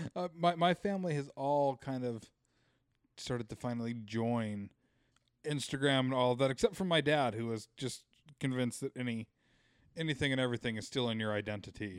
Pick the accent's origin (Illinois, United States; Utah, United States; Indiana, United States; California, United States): Utah, United States; growing up in Utah